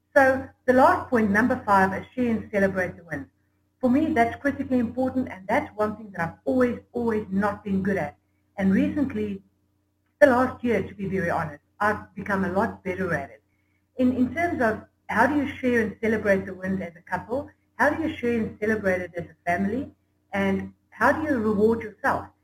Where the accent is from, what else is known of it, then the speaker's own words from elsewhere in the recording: South Africa; I'm from South Africa